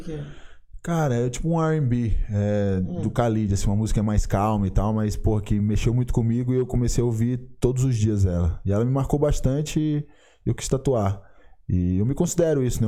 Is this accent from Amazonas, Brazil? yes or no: no; São Luís, Maranhão, Brazil; lá na minha cidade, lá em São Luís do Maranhão